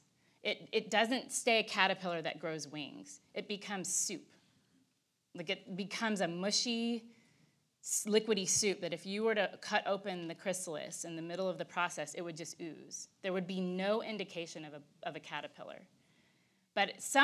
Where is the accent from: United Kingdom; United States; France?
United States; Texas; I'm Texan.